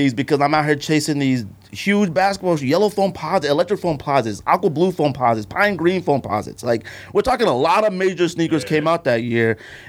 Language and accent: English; California, United States; now in Arizona, United States; I'm from California. Originally.